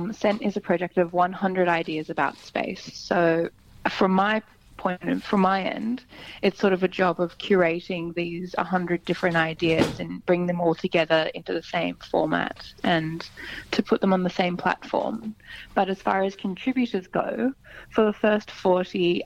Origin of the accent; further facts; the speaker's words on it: Sydney, New South Wales, Australia; also born or lived in London; here in Sydney, which is my hometown.